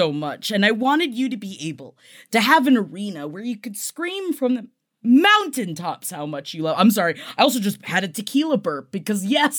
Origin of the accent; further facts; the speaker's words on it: Florida, United States; growing up in Florida